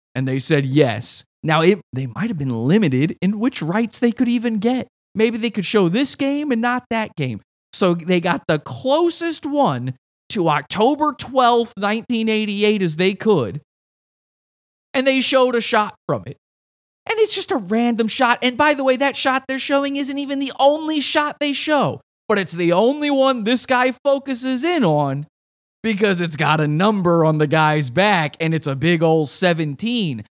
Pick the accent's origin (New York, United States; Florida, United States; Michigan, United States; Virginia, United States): Virginia, United States; I'm originally from Virginia. The guy who made the movie, uh, Richard Kelly's from my hometown